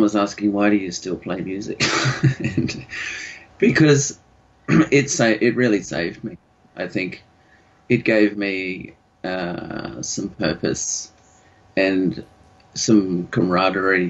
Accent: Sunshine Coast, Queensland, Australia; also born or lived in Yandina / Noosa; growing up on the Sunshine Coast at that time

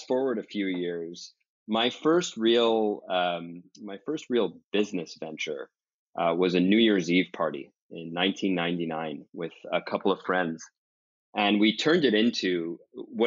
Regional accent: Montreal, Quebec, Canada; some of my best memories growing up in Montreal has to be going up north into the mountains

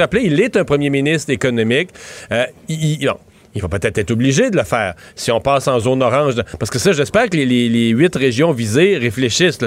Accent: Bas-Saint-Laurent, Quebec, Canada; now in Montérégie, Canada; Montréal, Montérégie, Bas-Saint-Laurent, ma région de travail, ma région de résidence, ma région d'origine

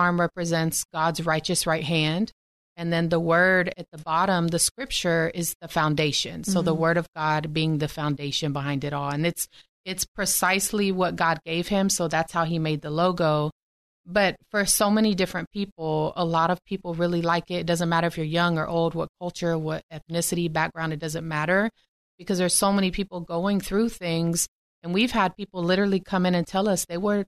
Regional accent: Texas, United States; born and raised in Texas

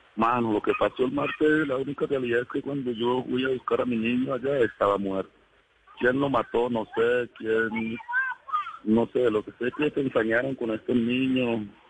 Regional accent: El Doncello, Caquetá, Colombia; moved away as an adult; now in Cali, Colombia; Yo vivía en el Caquetá. Yo nací en el Caquetá.

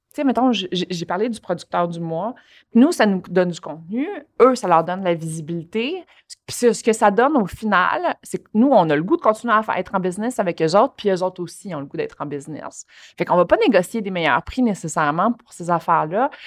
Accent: Longueuil, Quebec, Canada; je passais le Courrier du Sud, euh, le Journal de Montréal, puis la presse quand j'étais jeune à Longueuil

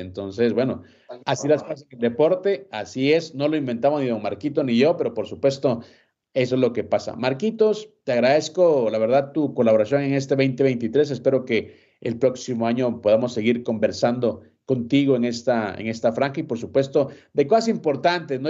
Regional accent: Guatemala; soy de Guatemala

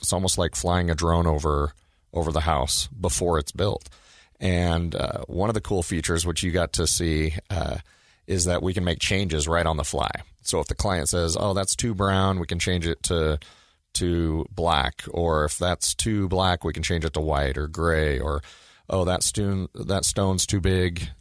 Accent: Oregon, United States; now in Utah, United States; when I was a kid growing up in Oregon

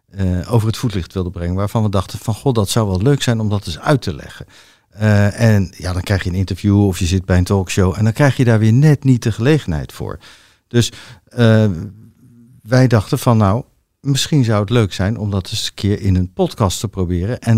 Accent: The Hague, South Holland, Netherlands; Maar eigenlijk, ik kom uit Den Haag, zeggen wij crème de la crème.

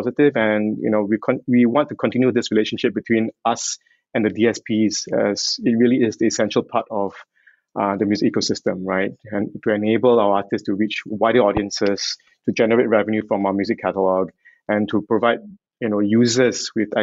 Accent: Singapore; I'm Singaporean

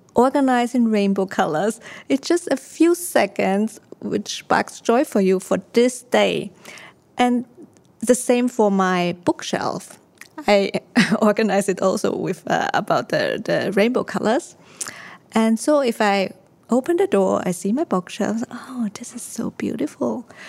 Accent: Austria; also born or lived in Taiwan; now in Singapore; I was born in Taiwan. I grew up in Austria

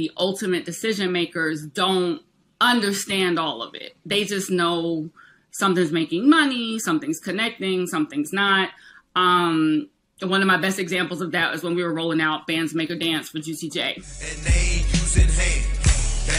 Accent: South Carolina, United States; moved away as an adult; now in New York City, United States; I was born in New York. I grew up in South Carolina, but I spent all my summers and holidays here, and I've been here my entire adult life.

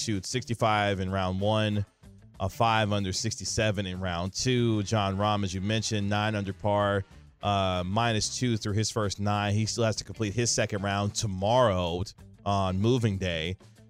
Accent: Kansas City, Missouri, United States; now in Dallas-Fort Worth, United States; my hometown of Kansas City, Missouri.

